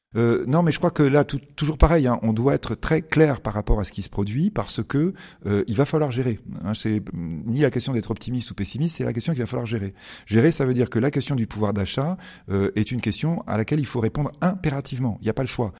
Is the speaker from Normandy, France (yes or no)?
no; Bordeaux, Nouvelle-Aquitaine, France; je suis de Bordeaux, parce que vous avez dit, c'est ah à Bordeaux, et moi, je suis bordelais